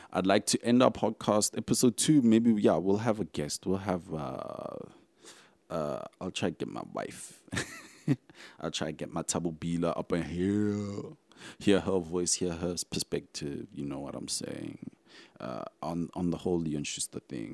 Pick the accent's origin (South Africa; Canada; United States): South Africa; I'm like South African